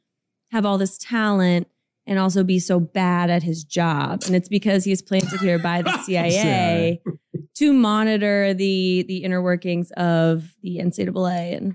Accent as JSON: {"language": "English", "town": "Louisville", "region": "Kentucky", "country": "United States", "said": "So I'm from Louisville, Kentucky."}